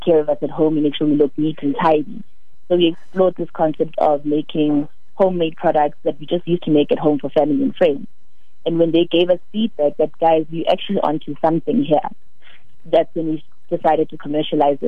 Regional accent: Soweto, Gauteng, South Africa; I'm born and raised in Soweto

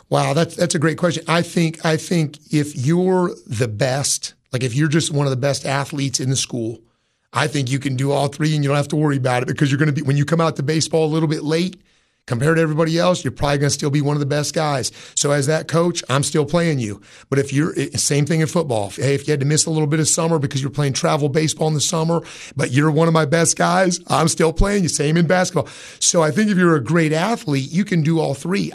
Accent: Jefferson, Ohio, United States; moved away as an adult; now in Cookeville, United States; was growing up in Ohio

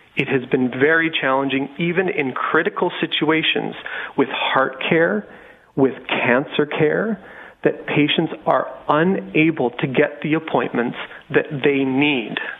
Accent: Regina, Saskatchewan, Canada; now in Moose Jaw, Canada; I'm from Regina

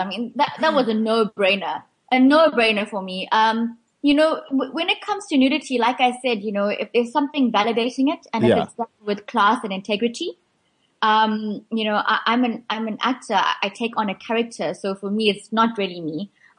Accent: India; well, I'm Indian. I love India.

